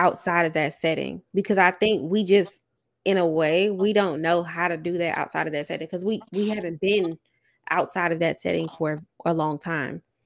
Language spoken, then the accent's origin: English; the South, United States; also born or lived in West Coast; I'm from the South